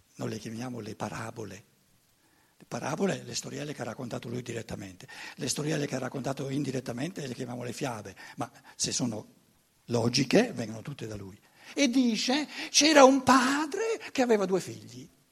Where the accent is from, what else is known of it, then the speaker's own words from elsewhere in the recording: Germany; Italian is a second language; moved away; Io sono tedesco